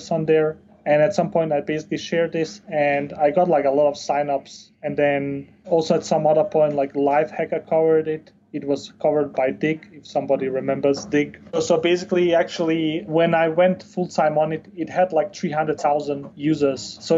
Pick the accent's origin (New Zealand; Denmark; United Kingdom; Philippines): Denmark; moved away as an adult; also born or lived in Bosnia / Chile; So I was born in Bosnia, but I grew up in Denmark